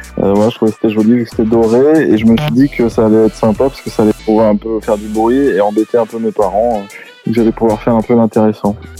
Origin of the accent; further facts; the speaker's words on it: La Rochelle, Nouvelle-Aquitaine, France; now in Paris, France; je viens de La Rochelle et je suis arrivé à Paris.